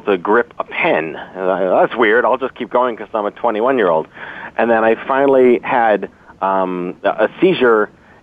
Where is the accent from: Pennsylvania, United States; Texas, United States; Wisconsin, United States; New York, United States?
New York, United States; New York City; I was born and raised in New York City